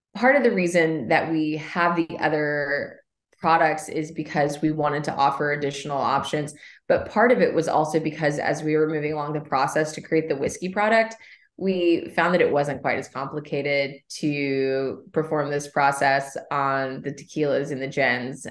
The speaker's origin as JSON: {"language": "English", "region": "Kentucky", "country": "United States", "tie": "born or raised there", "also_born_or_lived": "New York / Shelbyville, Kentucky", "moved": "as an adult", "said": "I grew up along the Bourbon Trail. I'm, I'm from Kentucky."}